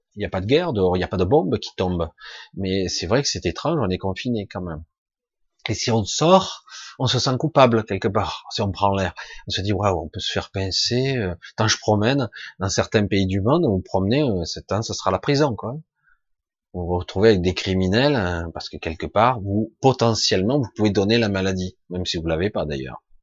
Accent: Marseille, Provence-Alpes-Côte d'Azur, France; Je suis marseillais d'origine

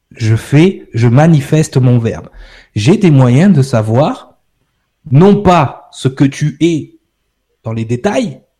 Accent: France; Ouais, ok, je suis français, j'habite en France.

